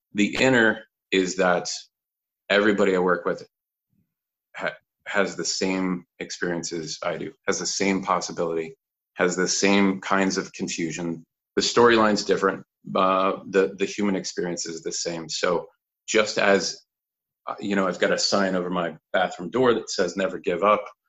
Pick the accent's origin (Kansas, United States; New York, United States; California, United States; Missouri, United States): Kansas, United States; moved away; also born or lived in Fort Worth, Texas / Colorado; born and raised in Kansas, pretty much. Actually, born in, in Fort Worth, Texas